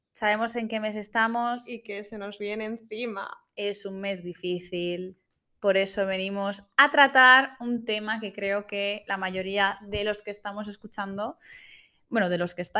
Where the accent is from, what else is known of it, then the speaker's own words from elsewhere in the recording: Valencian Community, Spain; Como buenas valencianas que somos.